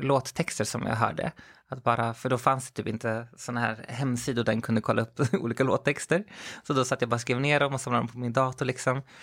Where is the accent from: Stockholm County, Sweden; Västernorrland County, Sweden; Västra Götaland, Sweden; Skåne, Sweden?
Stockholm County, Sweden; Skogås; also born or lived in Växjö / Chile; Jag växte upp i, i södra Stockholm, i Skogås framförallt. Eller jag är född i Växjö, men sen flyttade vi upp till, till Stockholm, hela familjen